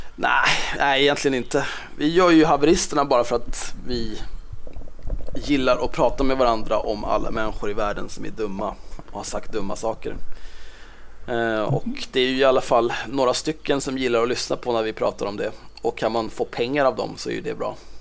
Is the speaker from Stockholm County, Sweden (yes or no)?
yes; Stockholm, Stockholm County, Sweden; Född och uppvuxen på Södermalm i Stockholm